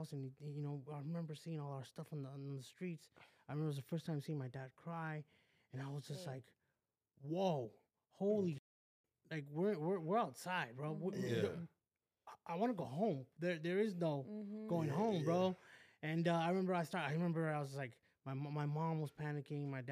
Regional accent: West Covina, California, United States; also born or lived in Downey; I grew up in West Covina

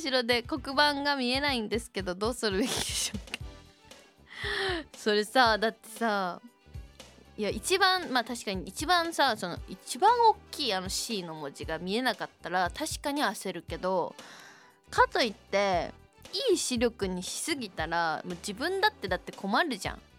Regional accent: Shizuoka, Japan; accent: Shizuoka dialect; うんちは静岡弁のはず

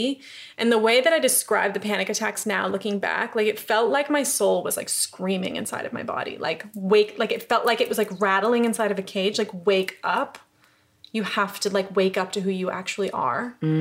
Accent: upstate New York, United States; moved away as an adult; also born or lived in Los Angeles; now in London, United Kingdom; I'm from New York. I'm from upstate New York.

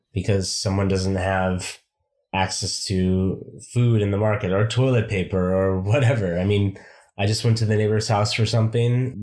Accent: United States; moved away as an adult; I haven't really seen myself as an American for a long time

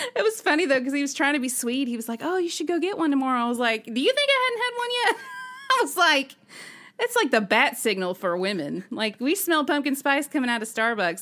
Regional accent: Alabama, United States; also born or lived in Nashville, Tennessee; now in Tennessee, United States; growing up in Alabama

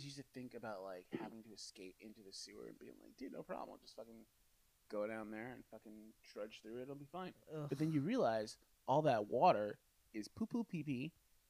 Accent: New York, United States; I'm from New York, man.

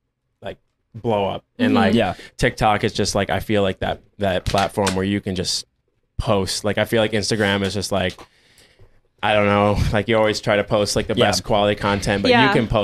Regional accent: Syracuse, New York, United States; Upstate New York, like Syracuse area.

